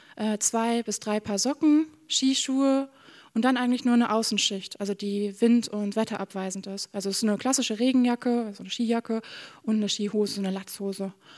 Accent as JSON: {"language": "German", "region": "Bremen", "country": "Germany", "moved": "as an adult", "lives_now": "Norway", "said": "Ich komme aus, aus Bremen-Nord"}